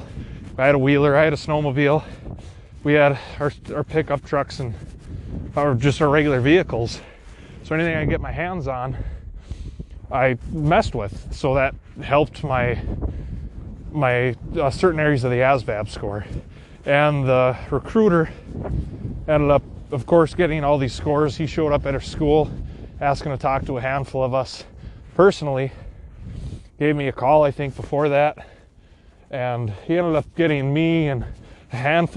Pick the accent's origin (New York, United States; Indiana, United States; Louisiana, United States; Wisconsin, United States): Wisconsin, United States; I'm from Wisconsin